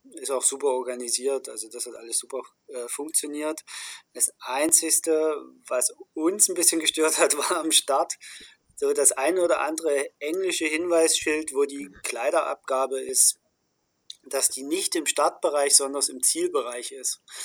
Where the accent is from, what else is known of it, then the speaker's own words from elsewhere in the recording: Dresden, Saxony, Germany; moved away; also born or lived in Stuttgart / Bremen; in meiner Heimatstadt Dresden